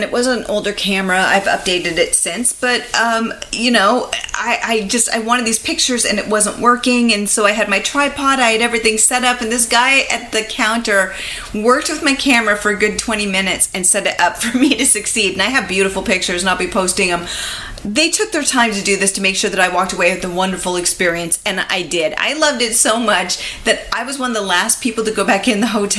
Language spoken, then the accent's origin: English; California, United States; from California.